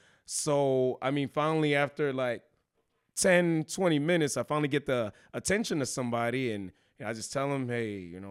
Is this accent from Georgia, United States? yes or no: no; Houston, Texas, United States; moved away as an adult; now in San Antonio, United States; I'm originally from Houston, Texas